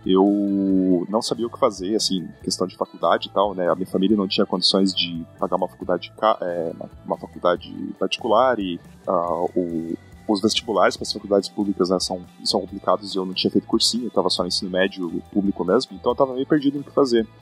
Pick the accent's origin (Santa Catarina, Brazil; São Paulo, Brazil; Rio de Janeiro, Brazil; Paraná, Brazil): Paraná, Brazil; Curitiba; moved away as an adult; now in New York, United States; Eu sou natural de Curitiba, morei basicamente minha vida inteira em Curitiba, no Brasil, e ano passado, no começo do ano passado, eu migrei para os Estados Unidos. Eu vivo e trabalho hoje em Nova York